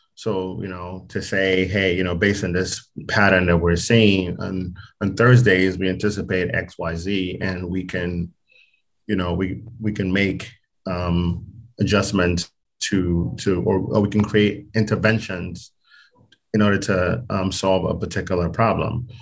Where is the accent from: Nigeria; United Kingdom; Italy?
Nigeria; now in United States; I'm actually from from Nigeria